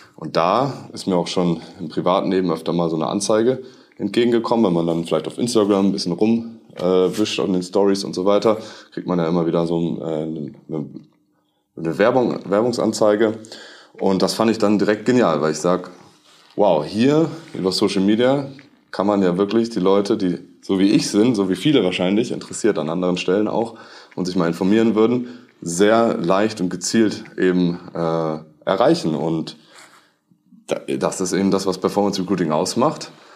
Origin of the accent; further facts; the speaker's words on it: Munich, Bavaria, Germany; moved away as an adult; also born or lived in northern Germany; Bei uns im Süden hieß es mal Servus, jetzt ist es Moin. Äh, ich komme nämlich eigentlich aus München